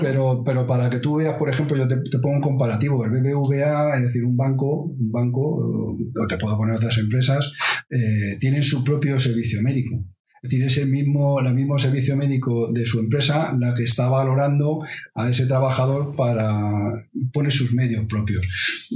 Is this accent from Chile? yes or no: no; Madrid, Community of Madrid, Spain; somos de Carabanchel, vamos, somos de Carabanchel casi todos los que trabajamos aquí